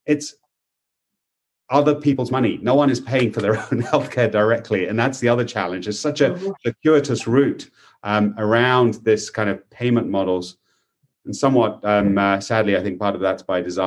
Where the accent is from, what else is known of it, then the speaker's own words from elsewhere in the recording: United Kingdom; now in United States; In the UK, my home country